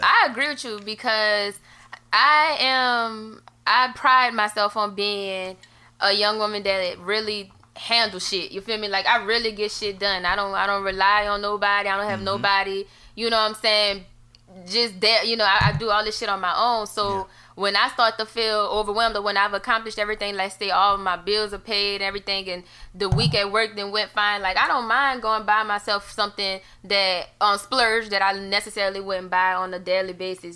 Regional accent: New Orleans, Louisiana, United States; accent: New Orleans; also born or lived in North Carolina; now in Atlanta, United States; I'm born and raised in New Orleans

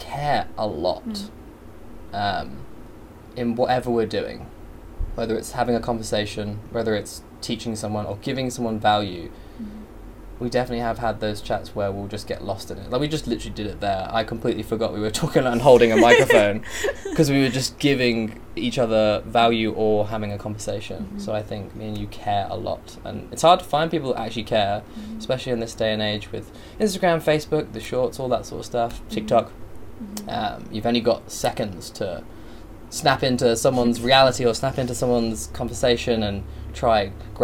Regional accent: Biggleswade, East of England, United Kingdom; moved away as an adult; now in Australia; So I moved from a small town in the UK, a place called Bedfordshire. Biggleswade is the town, tiny little place. Love all my friends there.

